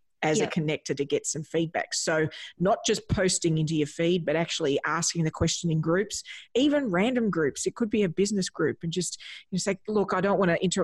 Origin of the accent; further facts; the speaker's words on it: Australia; as an Australian